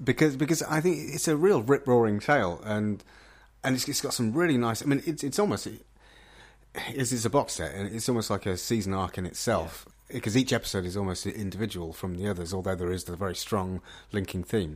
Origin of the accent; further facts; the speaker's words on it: Midlands, United Kingdom; I can categorically say I'm not from Birmingham. uh, uh I am from the Midlands.